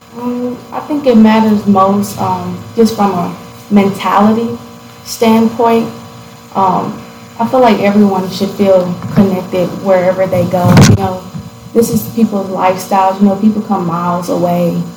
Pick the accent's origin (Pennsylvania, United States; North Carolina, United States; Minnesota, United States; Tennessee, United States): Tennessee, United States; Gallatin; also born or lived in Detroit, Michigan; so I'm from Gallatin, Tennessee. Um, I was born in Detroit, Michigan. Moved down to Gallatin when I was pretty young. And um, I stayed in Gallatin until I was about 12